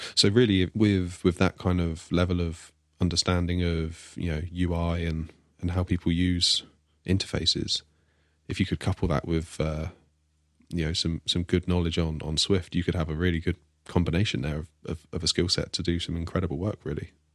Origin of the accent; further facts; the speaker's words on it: Devon, South West England, United Kingdom; I'm the one from Devon.